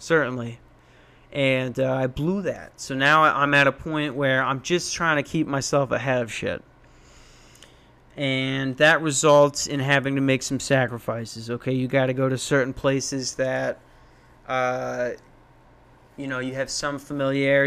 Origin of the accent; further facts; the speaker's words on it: Lakeville, Minnesota, United States; moved away as an adult; also born or lived in Tucson, Arizona / Newnan, Georgia; grew up in Lakeville, Minnesota.